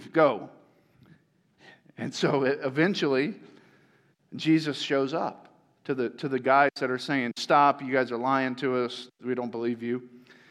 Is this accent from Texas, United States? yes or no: no; Tampa, Florida, United States; moved away; that's where I grew up